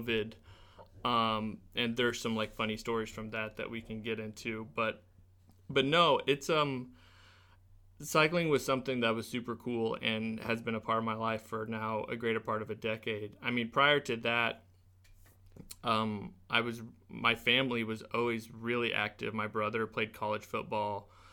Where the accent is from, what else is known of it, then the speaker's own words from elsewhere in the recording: Springfield, Missouri, United States; I grew up in Springfield, uh, well, just east of town. I went to Rogersville, um, School District.